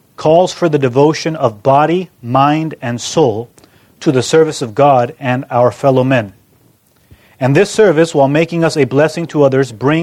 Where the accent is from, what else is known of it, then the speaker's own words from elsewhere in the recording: California, United States; moved away as an adult; also born or lived in Ann Arbor, Michigan; I come from California